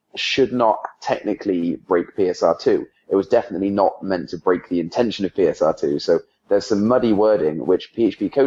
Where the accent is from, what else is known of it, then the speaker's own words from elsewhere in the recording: England, United Kingdom; now in United States; I'm from England